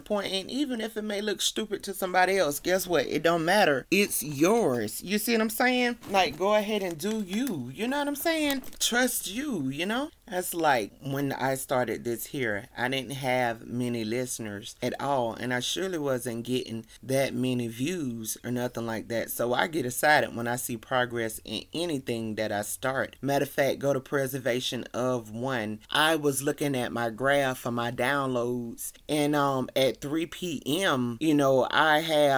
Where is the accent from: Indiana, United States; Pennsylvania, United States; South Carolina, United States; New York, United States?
South Carolina, United States; Columbia; Columbia, South Carolina, which is my hometown